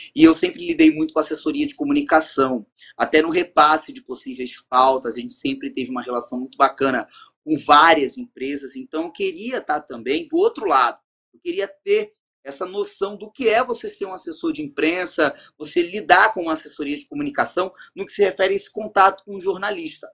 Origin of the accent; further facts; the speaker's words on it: Rio de Janeiro, Brazil; moved away as an adult; now in Belém, Brazil; no Rio de Janeiro, na minha cidade natal